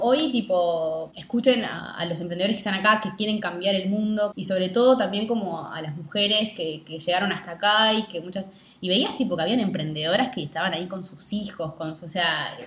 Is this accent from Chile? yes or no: no; Rivera, Uruguay; now in Montevideo, Uruguay; yo nací acá en Rivera, que es el norte de Uruguay con Brasil